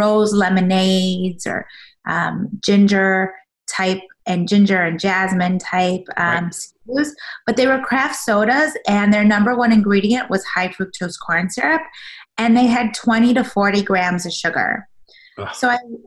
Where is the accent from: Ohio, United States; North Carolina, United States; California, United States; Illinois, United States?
Illinois, United States; Chicago; also born or lived in South Africa; I was born in South Africa, but raised in Chicago